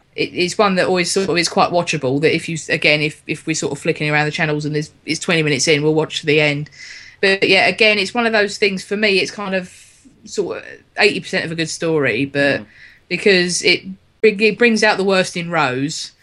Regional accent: London, United Kingdom; as a Londoner myself, it being um, and all my family coming from here

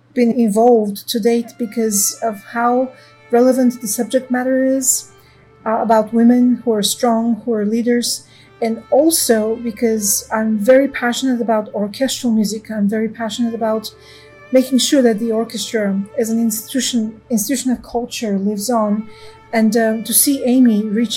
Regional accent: Sofia, Sofia City, Bulgaria; moved away as an adult; now in Los Angeles, United States; I grew up in Sofia, Bulgaria

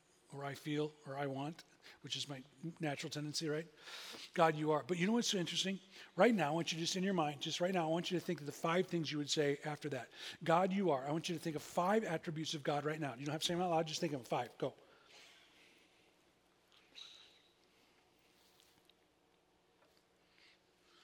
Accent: United States; We're from America.

